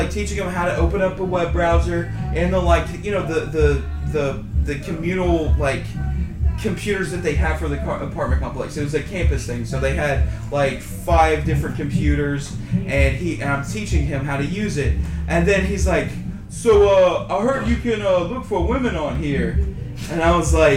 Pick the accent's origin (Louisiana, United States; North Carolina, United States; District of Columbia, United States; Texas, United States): Louisiana, United States; I grew up in Louisiana